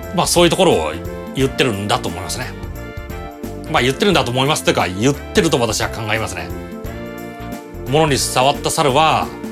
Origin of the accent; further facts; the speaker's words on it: Toyohashi, Aichi, Japan; 地元豊橋のユナイテッドシユナイテッドシネマ